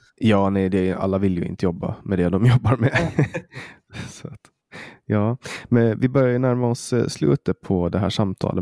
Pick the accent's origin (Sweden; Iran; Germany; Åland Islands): Åland Islands; jag kommer från Åland